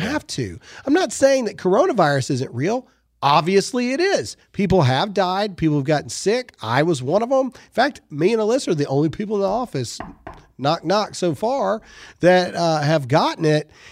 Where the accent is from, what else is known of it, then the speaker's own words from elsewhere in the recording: Mississippi, United States; my home state of Mississippi